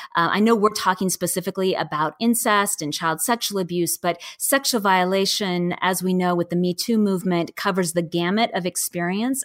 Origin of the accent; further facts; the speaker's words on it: Seattle, Washington, United States; I'm from Seattle